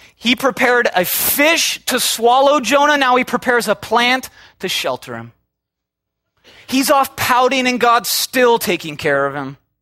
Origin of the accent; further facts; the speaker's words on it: Minnesota, United States; now in Southern California, United States; I'm from Minnesota